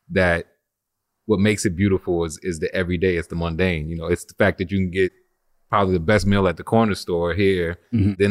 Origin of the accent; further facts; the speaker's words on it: New Orleans, Louisiana, United States; also born or lived in Oceanside, California; My mom and all her families from New Orleans, so this was always home but I was born in California, Oceanside, California. I lived there up to like six months.